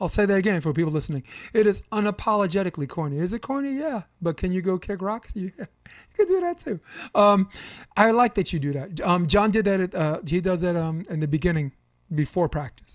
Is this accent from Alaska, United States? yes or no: no; New York City, New York, United States; I grew up on Flatbush Avenue, Brooklyn